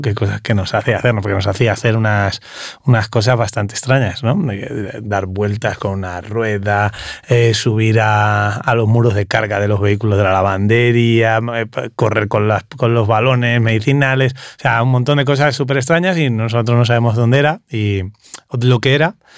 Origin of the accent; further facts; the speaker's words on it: Puertollano, Castilla-La Mancha, Spain; moved away as an adult; also born or lived in Riviera Maya, Mexico; yo soy de Ciudad Real, de Puerto Llano, en Ciudad Real.